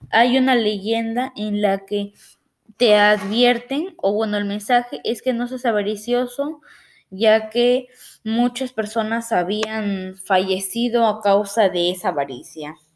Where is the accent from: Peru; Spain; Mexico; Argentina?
Peru; ayudan a que pueda difundir la diversidad cultural de acá en mi país de Perú